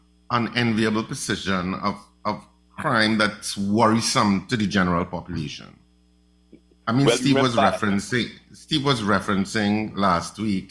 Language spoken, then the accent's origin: English; Trinidad & Tobago